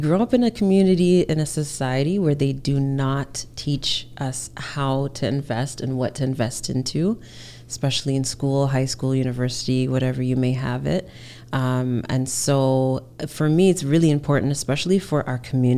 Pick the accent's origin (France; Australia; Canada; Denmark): Canada; Hamilton, Ontario; also born or lived in Alberta; now in Toronto, Canada; I grew up in Hamilton, Ontario